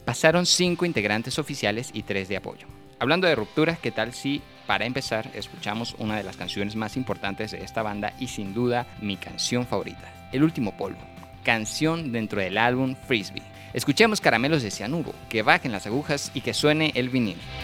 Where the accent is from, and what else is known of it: Venezuela